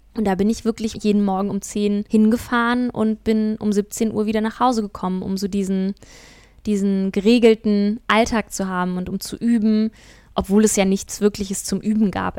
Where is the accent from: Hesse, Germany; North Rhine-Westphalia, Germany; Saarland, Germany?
Hesse, Germany; Kassel; also born or lived in Sweden; now in Hamburg, Germany; hier wieder in meiner Heimatstadt in Kassel unterwegs